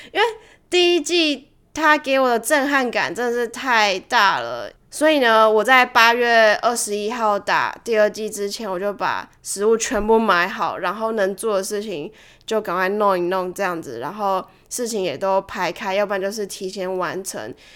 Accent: Taiwan; moved away; 以前在台湾的时候啦

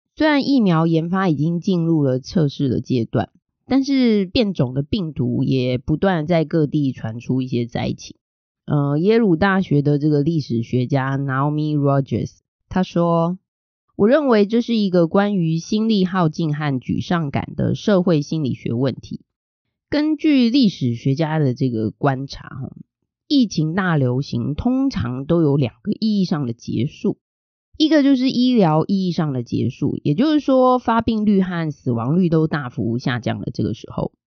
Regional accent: Taiwan; 身为台湾人

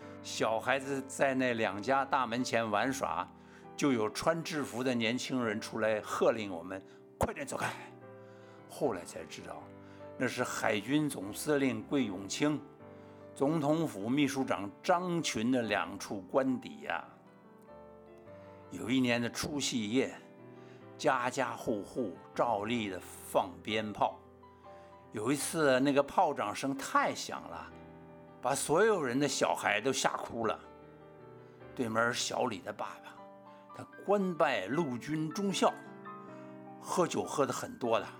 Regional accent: Beijing, China; now in Taiwan; 他们有时候就听不懂广播电台播放的相声，就问我这个从北平来的孩子，他们都在讲啥子哟？

